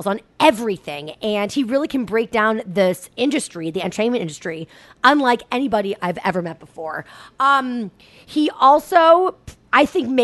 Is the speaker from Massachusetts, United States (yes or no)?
yes; Boston, Massachusetts, United States; moved away; I'm a Boston girl. I'm a Boston native. It's my hometown.